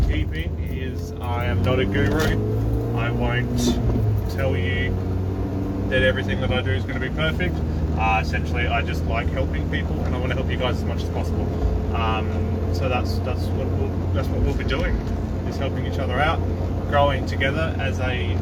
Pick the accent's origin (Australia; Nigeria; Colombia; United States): Australia; Adelaide, South Australia; I'm from Adelaide, Australia, and I'm a wedding photographer